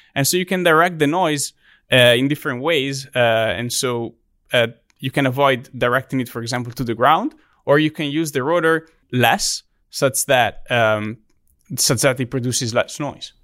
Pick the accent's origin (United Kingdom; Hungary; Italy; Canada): Italy; English is a second language; moved away as an adult; also born or lived in Texas; now in Auburn, United States; my hometown in Italy